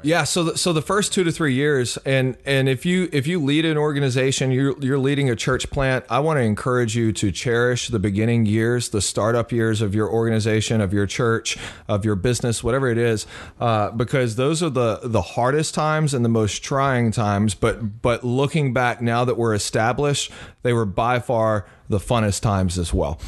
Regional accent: Beaumont, Texas, United States; moved away as an adult; also born or lived in Mississippi; now in New York, United States; I grew up in, uh, Southeast Texas in the Beaumont area and was born in Mississippi

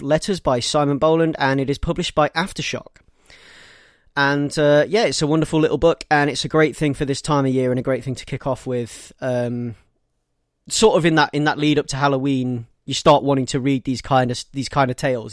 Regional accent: United Kingdom; me being British

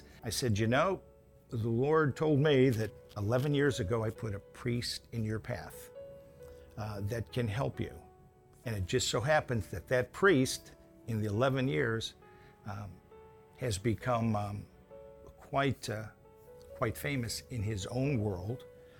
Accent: Chicago, Illinois, United States; We moved from Kingwood, but we were originally transplants from Chicago decades ago.

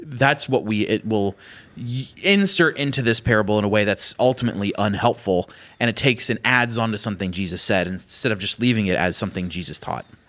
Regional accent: Pennsylvania, United States; I'm from Pennsylvania

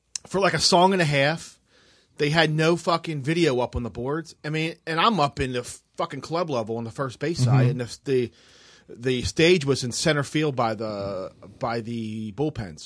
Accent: Baltimore, Maryland, United States; I'm from Baltimore.

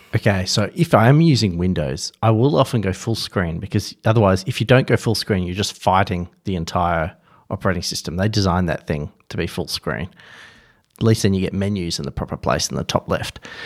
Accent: Perth, Western Australia, Australia

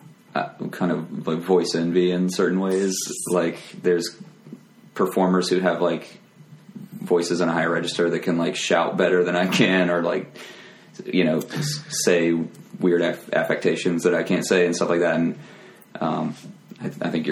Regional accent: Lynchburg, Virginia, United States; I'm from Lynchburg, Virginia

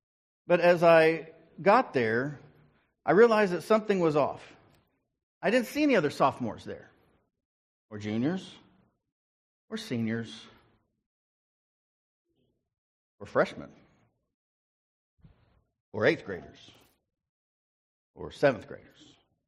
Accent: Ringling, Oklahoma, United States; also born or lived in Prattville / Bartlesville / Guthrie / Fairview; And so I was born in Ringling, Oklahoma, outside. It's a suburb of Ardmore. And then from there, we moved to Prattville, which was a suburb of Sand Springs, which is a suburb of Tulsa.

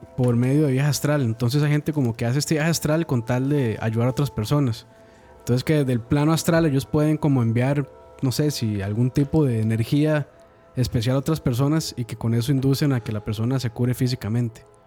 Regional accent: Calle Blancos, San José, Costa Rica; en la casa donde, bueno, donde yo nací, que era en Calle Blancos

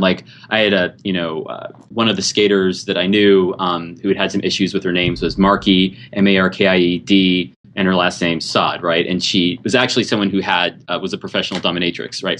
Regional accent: California, United States; I think of myself as ethnically Californian.

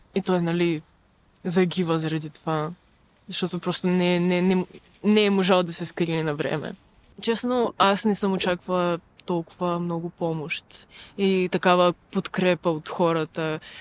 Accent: Ukraine; now in Bulgaria; аз съм украинка

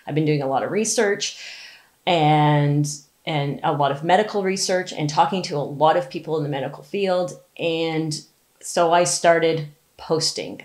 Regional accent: Ontario, Canada; I'm from Ontario

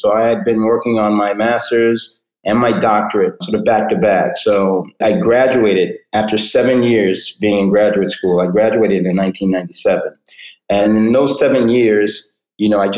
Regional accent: New York City, New York, United States; now in Fort Lauderdale, United States; I grew up in New York City, the New York City area

